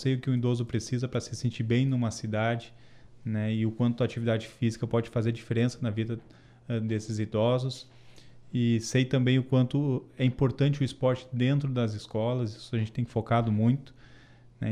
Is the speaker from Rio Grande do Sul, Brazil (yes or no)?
yes; Santa Maria, Rio Grande do Sul, Brazil; sou santamariense, tenho orgulho disso, tenho orgulho das minhas raízes, sou campestreiro, que é quem mora no bairro campestre